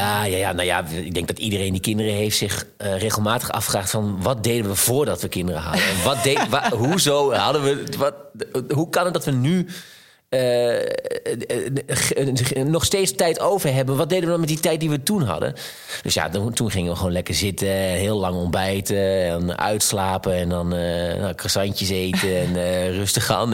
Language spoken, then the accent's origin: Dutch; Twente, Overijssel, Netherlands; ik kom uit Twente